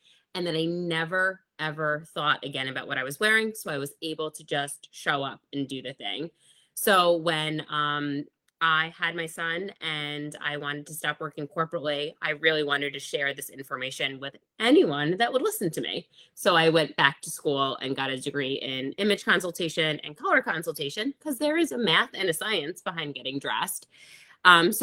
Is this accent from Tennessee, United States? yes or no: no; New York, United States; I'm from New York